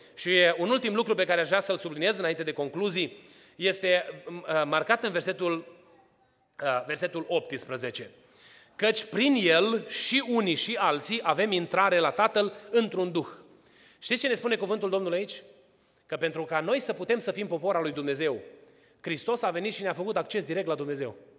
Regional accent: Romania; now in Atlanta, United States

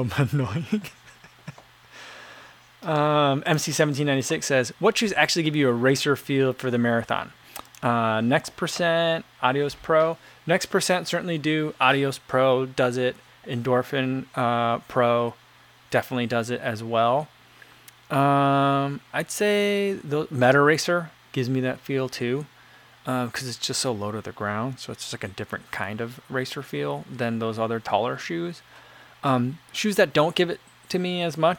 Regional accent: New Jersey, United States; I grew up in New Jersey

